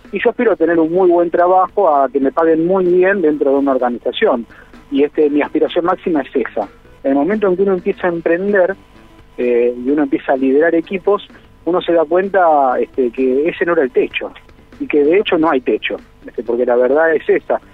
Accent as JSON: {"language": "Spanish", "country": "Argentina"}